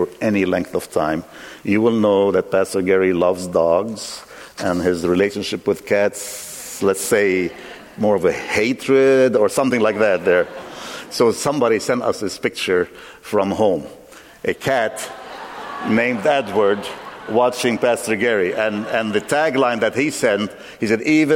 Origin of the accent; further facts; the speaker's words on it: Lebanon; moved away; I grew up in Lebanon, civil wars ravaged us